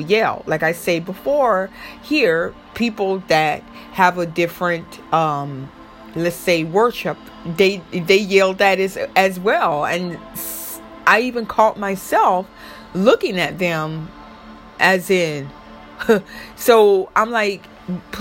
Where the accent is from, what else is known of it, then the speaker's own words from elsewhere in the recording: Florida, United States; I'm from Florida